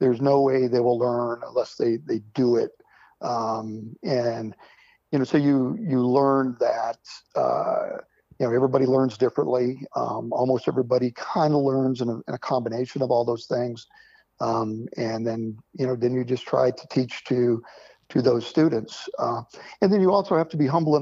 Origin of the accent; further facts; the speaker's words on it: Springfield, Vermont, United States; also born or lived in Wickenburg, Arizona; I grew up in southern Vermont, Springfield, Vermont.